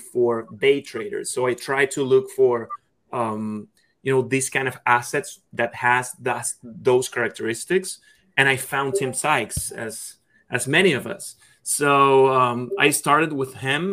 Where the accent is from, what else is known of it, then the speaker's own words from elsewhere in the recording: Caracas, Capital District, Venezuela; moved away; I'm from Caracas, Venezuela